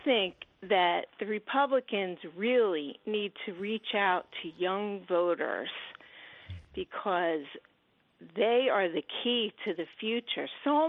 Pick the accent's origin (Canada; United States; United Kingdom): United States; New Jersey; I'm from Jersey.